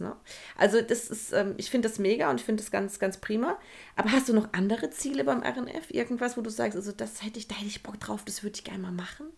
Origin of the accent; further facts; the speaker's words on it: Hesse, Germany; also born or lived in Frankfurt; Und ich komme ja sogar aus Hesse.